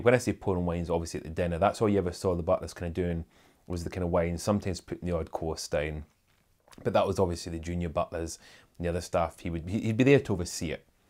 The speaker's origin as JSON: {"language": "English", "town": "Airdrie", "region": "Scotland", "country": "United Kingdom", "tie": "born or raised there", "also_born_or_lived": "Kingussie, Scotland", "said": "we moved from Airdrie to a little town called Canousey."}